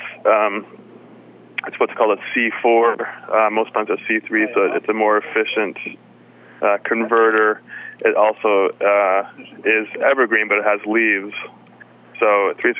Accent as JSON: {"language": "English", "town": "Seattle", "region": "Washington", "country": "United States", "said": "I'm from Seattle"}